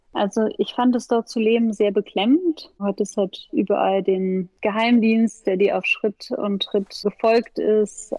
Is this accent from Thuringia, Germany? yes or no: no; Berlin, Germany; also born or lived in Paris; dann sind wir aber gleich nach Berlin gegangen, gleich nach meiner Geburt